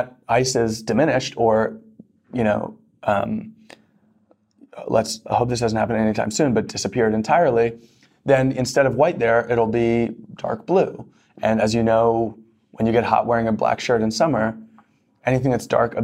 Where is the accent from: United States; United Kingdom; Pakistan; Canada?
United States; New York; I grew up in New York in the 90s